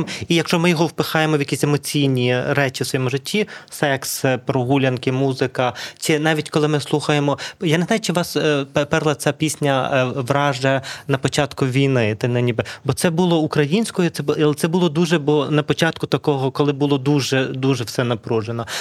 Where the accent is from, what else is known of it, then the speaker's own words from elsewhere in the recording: Lviv, Lviv Oblast, Ukraine; переважно ми львівці маємо материнською мовою, все таки українську мову